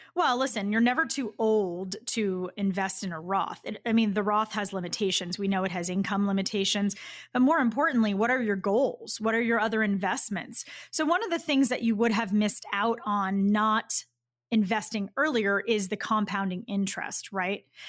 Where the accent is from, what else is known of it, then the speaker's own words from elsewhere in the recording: Boston, Massachusetts, United States; I'm from Boston